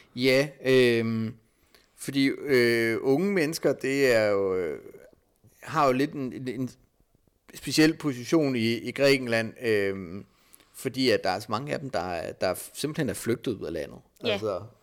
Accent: Denmark; som dansker

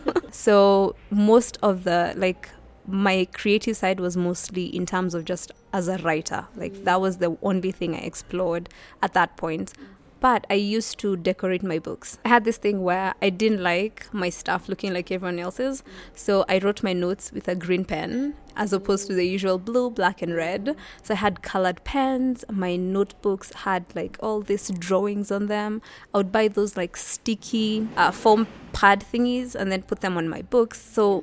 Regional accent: Nairobi, Kenya; Born and raised in Nairobi, I went to Kangware Primary School from class 1 till class 6. And then class 7 and class 8, I went to Lovington Primary School

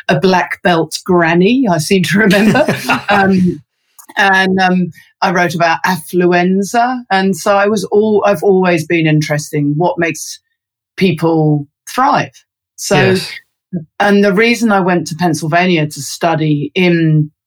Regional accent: London, United Kingdom; moved away as an adult; now in Christchurch, New Zealand; I'm a Londoner, I'm born and bred.

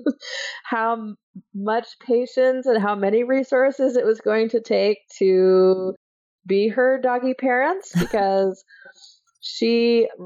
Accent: Iowa, United States; I grew up in Iowa

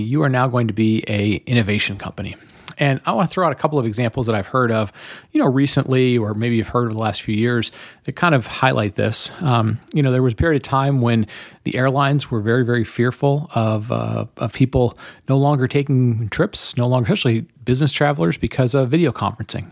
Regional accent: Detroit, Michigan, United States; growing up in Detroit, when I grew up in the in the 70s and 80s and, and the 90s in Detroit

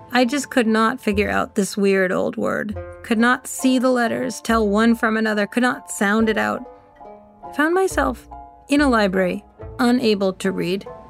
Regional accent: West Boylston, Massachusetts, United States; When I grew up in West Boylston, it seemed as if everything revolved around the reservoir

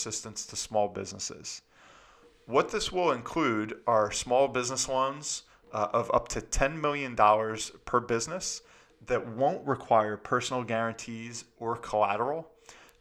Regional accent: New Jersey, United States; here in my home state in New Jersey

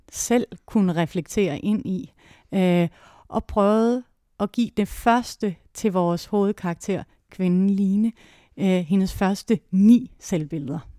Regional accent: Låstrup, Central Denmark Region, Denmark; moved away; also born or lived in Odense; jeg kommer oprindeligt fra Jylland, fra en lille landsby uden for Viborg, der hedder Låstrup

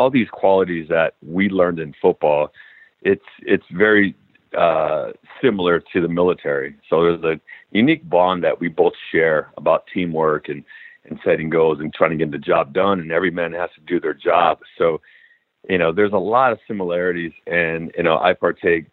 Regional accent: San Diego, California, United States; being born and raised in San Diego

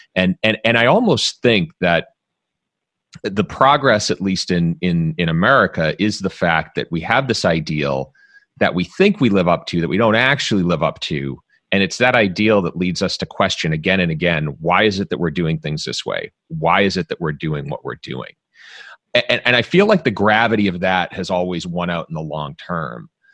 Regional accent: Dedham, Massachusetts, United States; also born or lived in Jamaica Plain, Boston; I grew up in Dedham

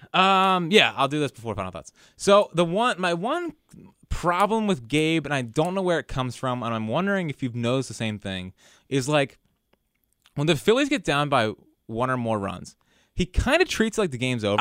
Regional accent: West Chester, Pennsylvania, United States; I'm from Westchester.

